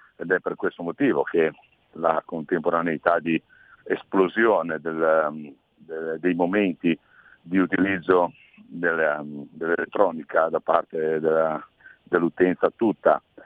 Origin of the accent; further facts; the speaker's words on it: Liguria, Italy; come Ligure e come consigliere di Regione Liguria